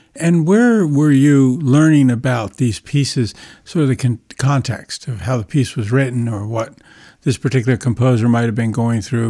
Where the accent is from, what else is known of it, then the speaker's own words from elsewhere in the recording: near Aspinwall, Pennsylvania, United States; only a couple of miles from the home where my family lived when I was born back in nineteen fifty